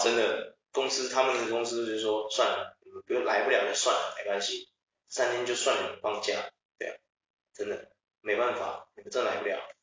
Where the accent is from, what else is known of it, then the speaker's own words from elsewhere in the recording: Taiwan; moved away; also born or lived in Australia; 我们台湾人